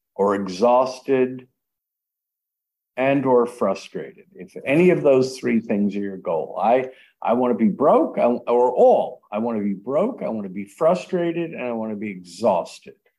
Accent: United States; I'm an American. I was born in America

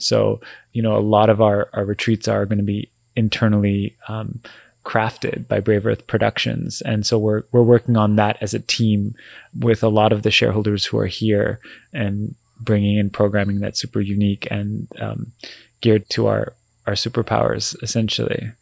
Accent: Vancouver, British Columbia, Canada; we're born and raised in Vancouver

